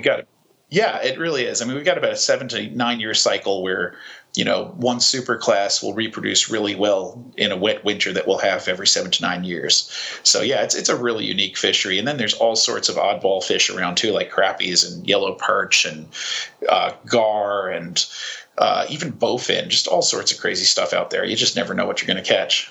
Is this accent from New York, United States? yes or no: yes; New York, United States; now in South Carolina, United States; my adopted um, southern home. I'm originally a New Yorker